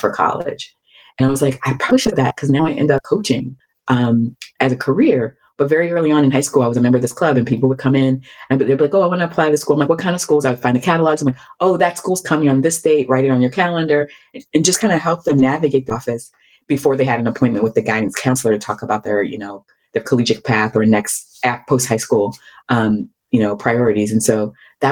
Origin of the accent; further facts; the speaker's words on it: Baltimore, Maryland, United States; I grew up in Baltimore, in a very rough time in Baltimore's history